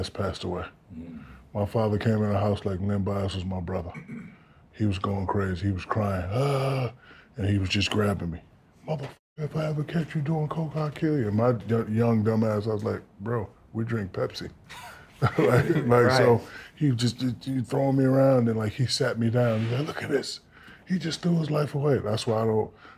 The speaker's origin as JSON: {"language": "English", "town": "Newark", "region": "New Jersey", "country": "United States", "said": "I'm from Newark, New Jersey"}